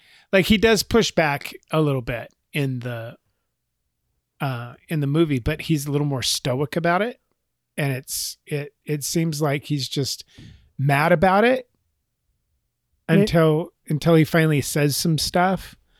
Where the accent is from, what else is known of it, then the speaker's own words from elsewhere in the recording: Texas, United States; Because I'm from Texas and you're an Indian.